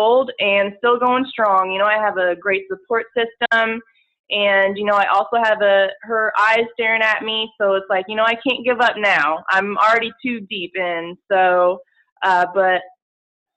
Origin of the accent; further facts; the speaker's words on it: Charleston, South Carolina, United States; moved away as an adult; also born or lived in New York / Los Angeles / Atlanta; I'm originally from Charleston. I was born here, so my family's here